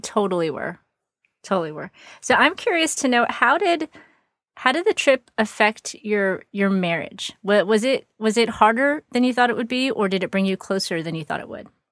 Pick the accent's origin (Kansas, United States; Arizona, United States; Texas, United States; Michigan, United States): Texas, United States; I live in Texas, which is very big, and to get to any other significant place, it takes several hours for sure